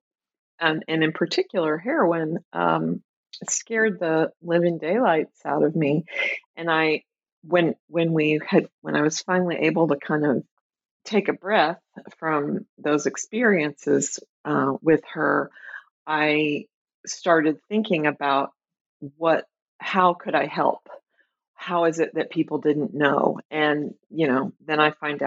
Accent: Tulsa, Oklahoma, United States; moved away as an adult; also born or lived in Chicago, United States; now in Minneapolis, United States; I grew up in Tulsa, Oklahoma. I live right now in the Twin Cities, in Minneapolis in particular

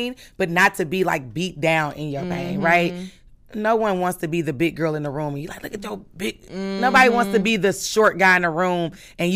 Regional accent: Milwaukee, Wisconsin, United States; Milwaukee, Wisconsin, 53206

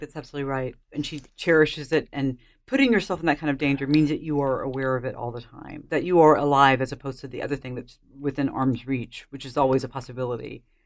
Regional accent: United States; I'm an American

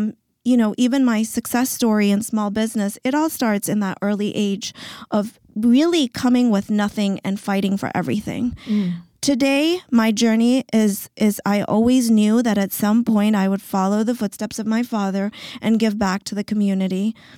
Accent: Zambia; So I come from Africa, from Zambia, and my father was a missionary doctor.

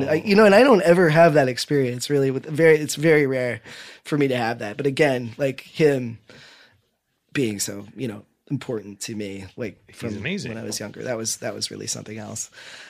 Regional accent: Midwest, United States; You know, growing up in the Midwest, you know, in the 80s and 90s, you know, as a gay kid

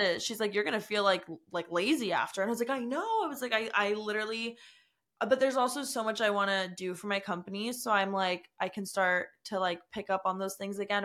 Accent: United States; I'm from the New Jersey, New York area

